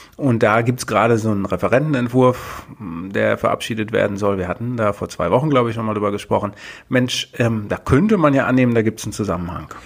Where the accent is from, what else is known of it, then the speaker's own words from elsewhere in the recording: Berlin, Germany; als Berliner